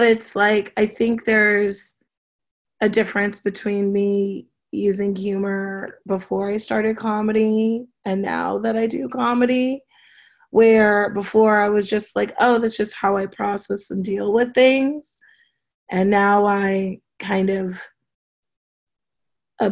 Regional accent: Los Angeles, California, United States; I grew up in Los Angeles

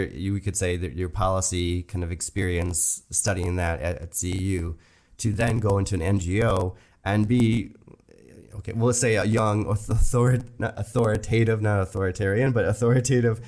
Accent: United States; moved away; I'm American

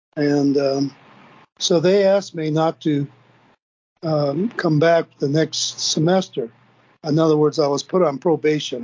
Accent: Bemidji, Minnesota, United States; also born or lived in St. Paul, Minnesota; I was living in Bemidji, Minnesota, Minnesota, up in northern Minnesota

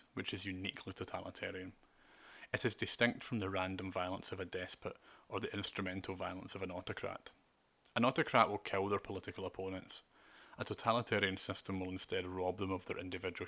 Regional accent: United Kingdom; I have rights as a British and European Union citizen

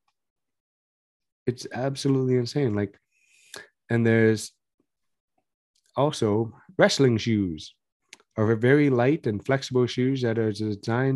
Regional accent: Canada; we are Canadian boys

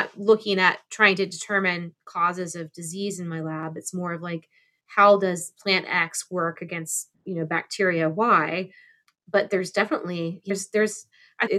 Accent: Arcadia, Florida, United States; born or raised there

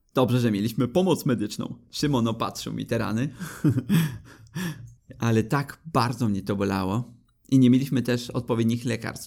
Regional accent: Poland; jesteśmy trzema niedźwiedziami z Polski

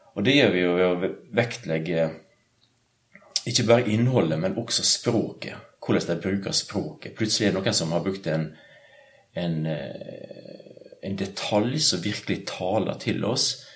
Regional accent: Sunnmøre, Møre og Romsdal, Norway; moved away; also born or lived in Bergen; Sunnmøre, der jeg kommer fra

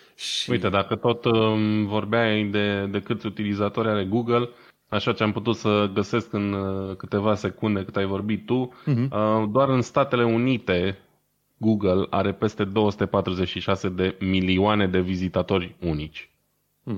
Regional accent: Brașov, Brașov County, Romania; noi ca brașoveni

